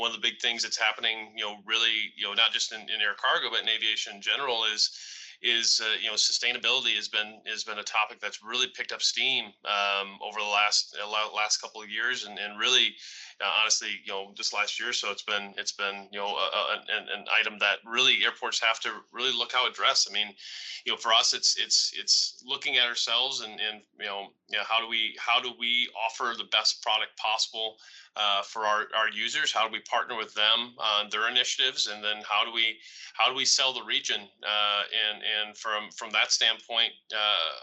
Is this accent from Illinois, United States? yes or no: yes; Rockford, Illinois, United States; I'm from Rockford. I grew up in the area